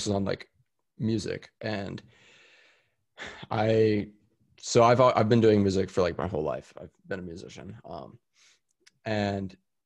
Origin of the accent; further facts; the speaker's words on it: Austin, Texas, United States; also born or lived in San Diego, California; Austin's my hometown. It's where I was born and raised.